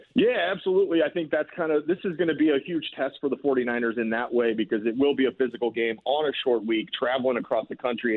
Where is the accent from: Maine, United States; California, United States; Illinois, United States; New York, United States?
Illinois, United States; Urbana; I was born in Urbana